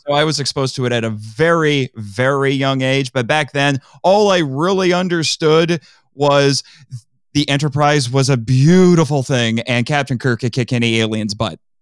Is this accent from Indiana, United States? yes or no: yes; Indiana, United States; I'm from Indiana.